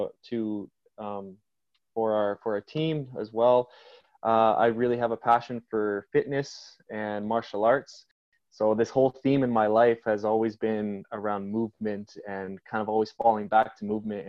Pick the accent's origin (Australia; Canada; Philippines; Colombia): Canada; Victoria, British Columbia; I grew up in Victoria here